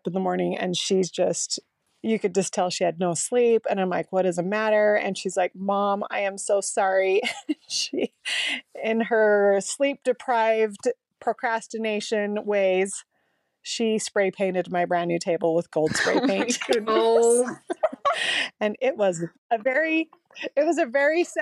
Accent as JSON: {"language": "English", "town": "Salt Lake City", "region": "Utah", "country": "United States", "tie": "born or raised there", "also_born_or_lived": "St. George, Utah", "moved": "as an adult", "said": "I was born and raised in Salt Lake and lived there and went to school"}